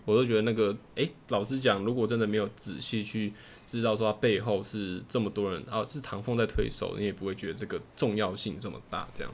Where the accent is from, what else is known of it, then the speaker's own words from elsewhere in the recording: Taiwan; 我自己身为台湾人